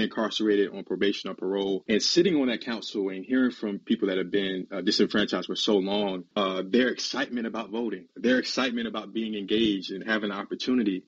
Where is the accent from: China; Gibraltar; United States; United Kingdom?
United States; South Carolina; I'm from South Carolina